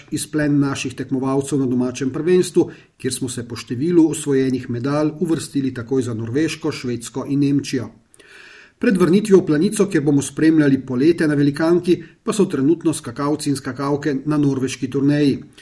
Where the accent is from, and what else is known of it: Slovenia